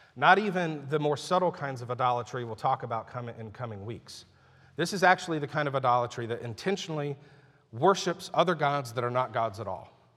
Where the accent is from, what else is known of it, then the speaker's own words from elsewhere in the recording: United States; I'm a Christian who happens to be an American citizen. And I'm very thankful I live here